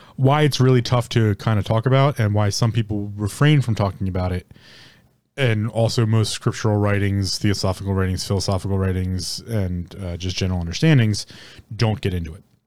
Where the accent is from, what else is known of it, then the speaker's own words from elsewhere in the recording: United States; as an American, born and raised in America